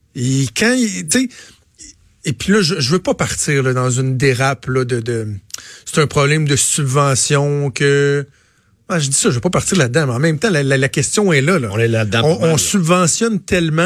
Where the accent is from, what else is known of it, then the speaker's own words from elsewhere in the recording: Laval, Quebec, Canada; moved away as an adult; now in Quebec City, Canada; je viens de Laval, je, vais dans ma famille